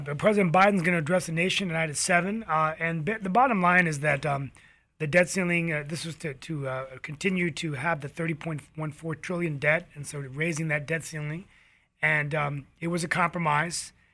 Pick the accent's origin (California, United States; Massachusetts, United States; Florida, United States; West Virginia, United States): West Virginia, United States; now in Morrisville, United States; my home state of West Virginia